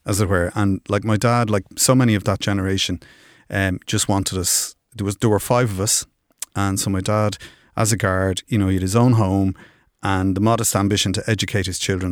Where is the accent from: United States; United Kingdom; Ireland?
Ireland; Dublin, Leinster; I grew up in Finglas